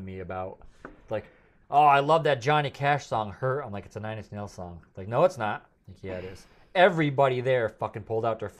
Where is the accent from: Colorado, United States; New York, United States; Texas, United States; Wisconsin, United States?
New York, United States; accent: New York; But I heard people listen to the podcast that said that certain words. Certain words you can hear my